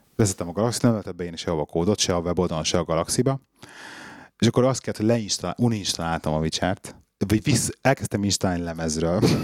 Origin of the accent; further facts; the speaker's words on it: Budapest, Hungary; mi ugye bennlaktunk Besten a belvárosba, ott nőttem föl